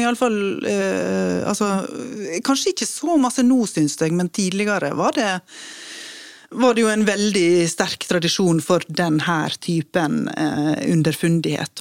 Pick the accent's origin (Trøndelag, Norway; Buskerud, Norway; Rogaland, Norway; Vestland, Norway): Vestland, Norway; Western Norway; jeg er vestlending